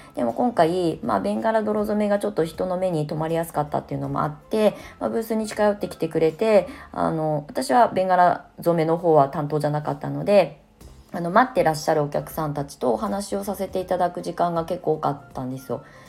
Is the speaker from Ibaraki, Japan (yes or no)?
yes; Ibaraki, Japan; now in Shonan, Japan; 茨城の U ターン移住、まあ、地元に帰って